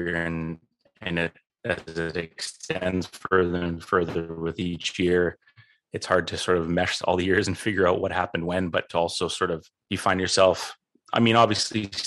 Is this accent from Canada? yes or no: yes; Canada; one of the only Canadians out there